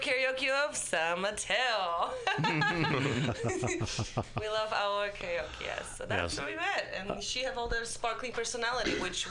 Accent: Poland; English is a second language; moved away as an adult; I'm from Poland.

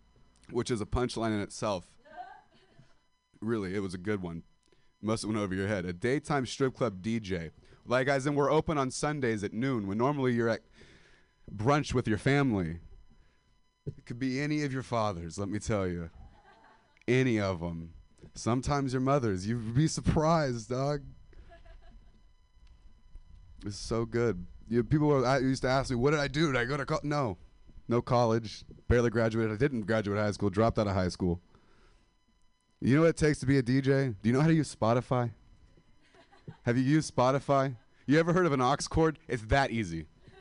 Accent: Modesto, California, United States; now in San Francisco, United States; because I'm 25 and I'm a dropout from Modesto, California.

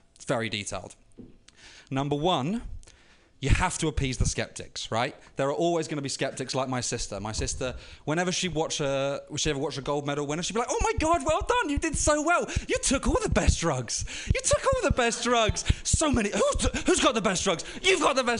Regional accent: London, United Kingdom; moved away; I was living in London at the time, right in East London, where the games were held

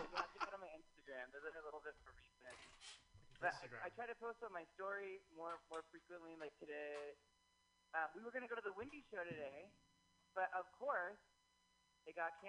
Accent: San Francisco, California, United States; I'm from San Francisco.

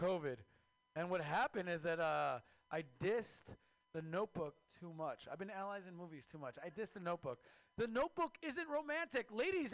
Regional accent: Mexico; now in United States; I am Mexican from Mexico

